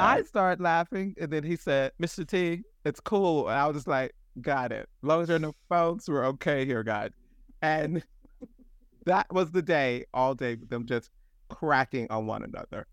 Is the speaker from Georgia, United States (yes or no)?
yes; Atlanta, Georgia, United States; I grew up in Atlanta